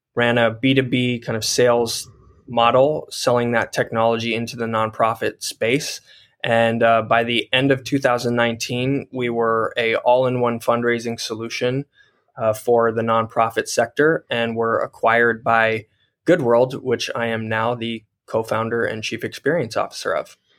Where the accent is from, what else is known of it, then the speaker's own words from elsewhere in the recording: Colorado, United States; I grew up in Colorado as a studio artist